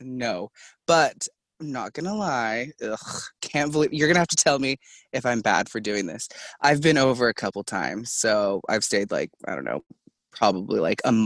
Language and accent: English; Corvallis, Oregon, United States; I am from Corvallis, Oregon, and right now, because of COVID, I am a delivery driver